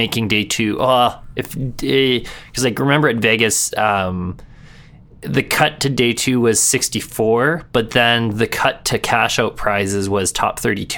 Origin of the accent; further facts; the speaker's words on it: Edmonton, Alberta, Canada; my hometown here in Edmonton.